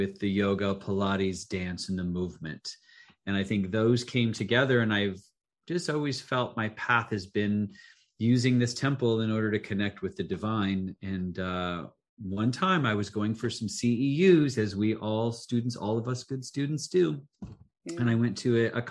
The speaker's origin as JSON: {"language": "English", "town": "Council Bluffs", "region": "Iowa", "country": "United States", "tie": "born or raised there", "moved": "yes", "said": "originally from Council Bluffs, Iowa, Pottawatomie County, very rural. My father was a funeral director. We lived in a funeral home"}